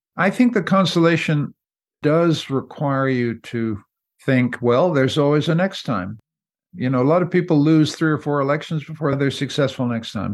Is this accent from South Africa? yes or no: no; Canada; I'm a Canadian, I'm not an American